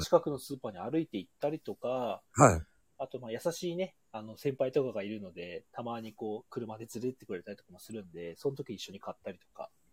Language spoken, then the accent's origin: Japanese; Hokkaido, Japan; moved away as an adult; also born or lived in Kyoto / Osaka; 地元は北海道なんですけど、